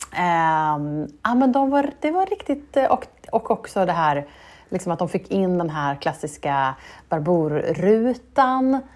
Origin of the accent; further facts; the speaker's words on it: Norrköping, Östergötland, Sweden; i Norrköping där jag växte upp